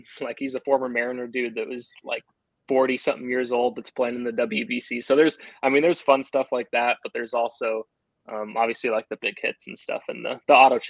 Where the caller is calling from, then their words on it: Gig Harbor, Washington, United States; Gig Harbor, Washington. So, hour south of Seattle.